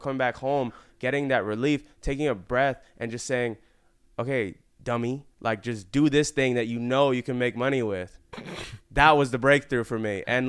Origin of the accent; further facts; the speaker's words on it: Florida, United States; moved away as an adult; now in Los Angeles, United States; I'm literally from Florida.